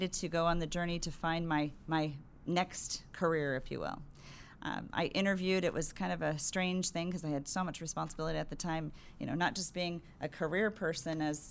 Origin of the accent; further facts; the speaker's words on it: San Diego, California, United States; also born or lived in Riverside, California; when my parents decided to move to San Diego, I was 4 years old